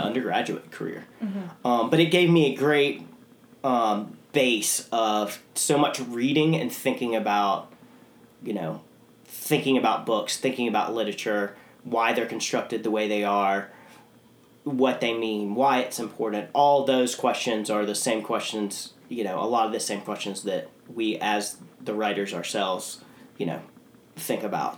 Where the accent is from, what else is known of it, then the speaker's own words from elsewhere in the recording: St. Simons Island, Georgia, United States; I grew up on St. Simon's